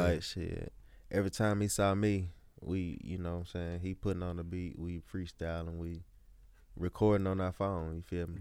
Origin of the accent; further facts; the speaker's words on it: Columbia, Mississippi, United States; I'm from Columbia, Mississippi